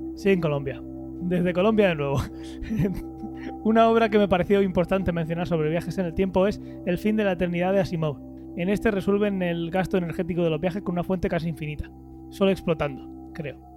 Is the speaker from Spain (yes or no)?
yes; Region of Murcia, Spain